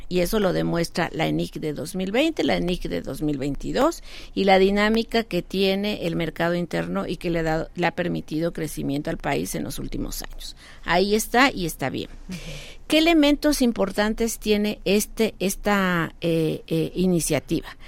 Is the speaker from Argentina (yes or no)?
no; Mexico; como mexicanos